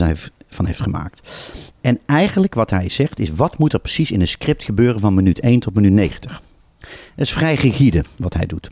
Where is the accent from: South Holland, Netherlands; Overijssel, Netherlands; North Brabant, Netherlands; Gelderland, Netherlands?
North Brabant, Netherlands; Tilburg; now in Amsterdam, Netherlands; Ik kom ook uit Tilburg